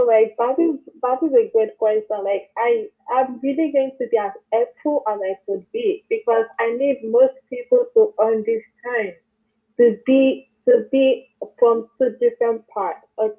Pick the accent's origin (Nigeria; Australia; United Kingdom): Nigeria; moved away as an adult; now in United States; I'm from Nigeria